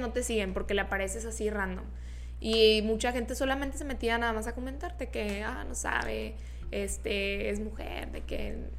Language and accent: Spanish; Monterrey, Nuevo León, Mexico; Yo soy de Monterrey, soy Región Montana